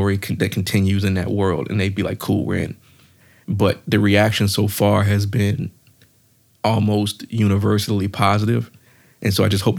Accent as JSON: {"language": "English", "region": "Virginia", "country": "United States", "said": "I'm from Virginia."}